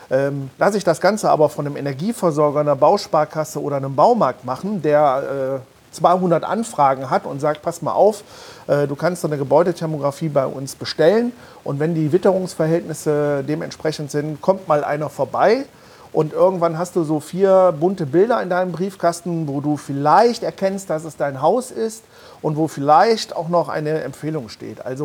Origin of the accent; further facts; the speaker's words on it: Mönchengladbach, North Rhine-Westphalia, Germany; ich komme aus Mönchengladbach.